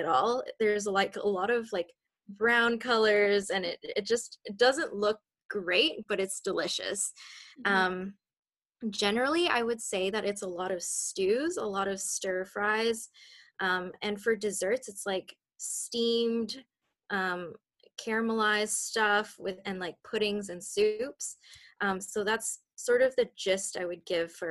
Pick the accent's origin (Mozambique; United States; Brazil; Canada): Canada; Richmond, British Columbia; I was born and raised in Richmond, so I'm a local BC girl.